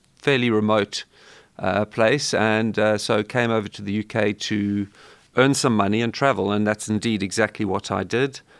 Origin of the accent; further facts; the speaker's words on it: South Africa; growing up in South Africa